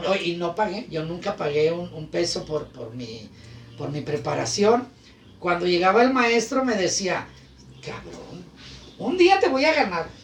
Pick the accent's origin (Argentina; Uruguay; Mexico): Mexico; Guadalajara, Jalisco; Allá me crié, soy de Guadalajara, Villa Mariano Escobedo, ahí en San Andrés.